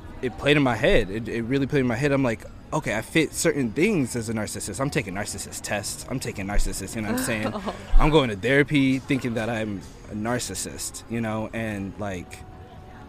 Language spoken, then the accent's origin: English; Plainfield, New Jersey, United States; now in San Diego, United States; I was born in New Jersey, Plainfield, and I'm living in Hillcrest, San Diego now